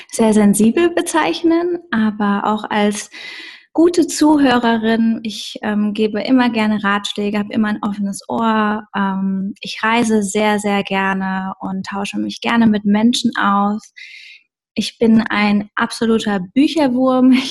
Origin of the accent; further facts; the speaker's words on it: Bensheim, Hesse, Germany; Also ursprünglich komme ich aus Bensheim an der Bergstraße in Hessen und ähm, ja, ich bin dort aufgewachsen in einer kleinen Stadt